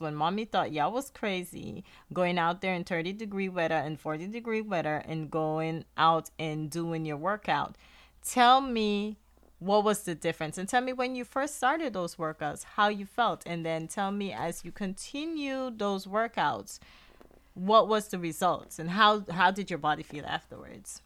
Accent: Guyana; accent: Guyanese; now in United States; my, my Guyanese accent

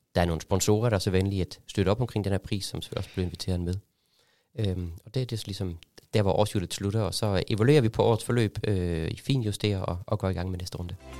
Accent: Germany; now in Denmark; kommer jeg selv fra Tyskland

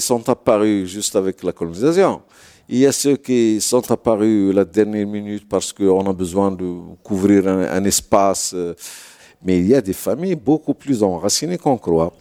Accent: Toundoute, Drâa-Tafilalet, Morocco; chez moi à Tundout

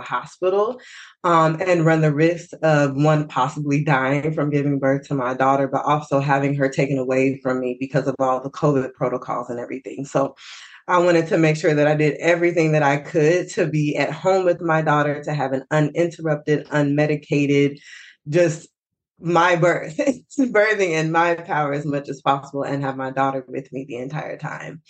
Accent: Fort Worth, Texas, United States; I'm from Fort Worth, Texas.

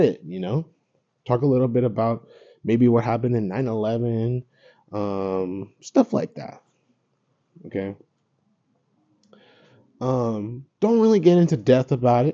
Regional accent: United States; growing up here, being American, I grew up going to school just like everyone else

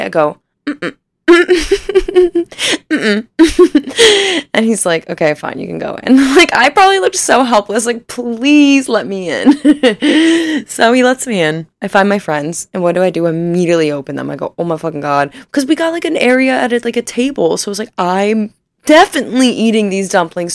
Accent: Northern Ohio, United States; I was born and raised in Northern Ohio.

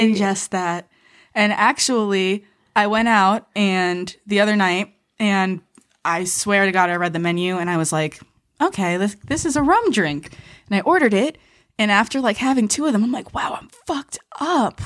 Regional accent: New York, United States; now in Los Angeles, United States; I grew up in Manhattan

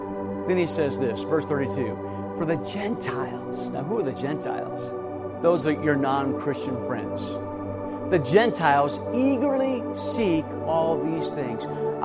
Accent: Davenport, Iowa, United States; moved away; my hometown of Davenport, Iowa

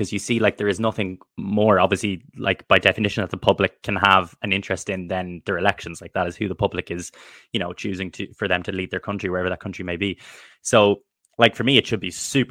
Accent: Ireland; I'm from Ireland

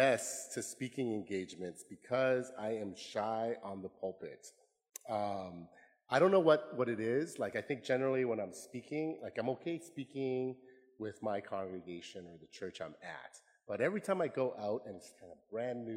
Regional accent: Chilliwack, British Columbia, Canada; also born or lived in Vietnam / Hong Kong; now in Seattle, United States; We landed in Chilliwack, British Columbia in Canada. This is part of the Fraser Valley near Vancouver. I grew up in Canada

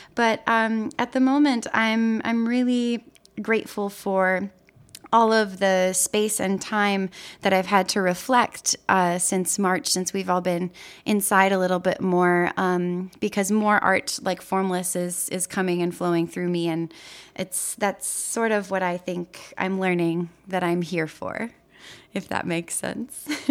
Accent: Chicago, Illinois, United States; moved away as an adult; also born or lived in Wisconsin; now in Brooklyn, United States; I grew up in Chicago, Illinois

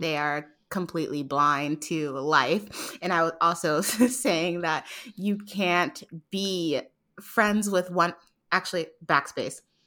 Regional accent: New York City, New York, United States; now in Atlanta, United States; I was born and raised in Harlem, but I live in Atlanta

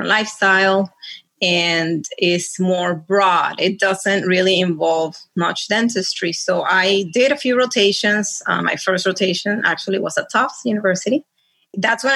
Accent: Caracas, Capital District, Venezuela; moved away as an adult; also born or lived in Connecticut; now in Florida, United States; when I was growing up in Venezuela, I had family here.

